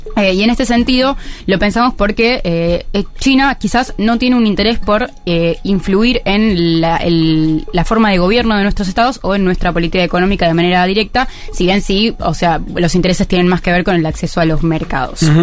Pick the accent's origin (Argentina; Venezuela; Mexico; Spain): Argentina